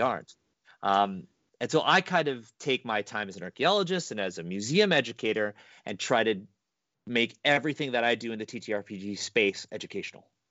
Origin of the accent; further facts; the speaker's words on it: Canada; I was born in Canada